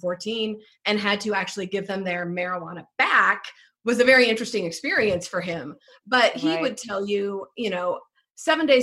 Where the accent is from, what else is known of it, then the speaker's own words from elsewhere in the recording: Arizona, United States; now in Colorado, United States; I grew up in Arizona, came from, you know, conservative family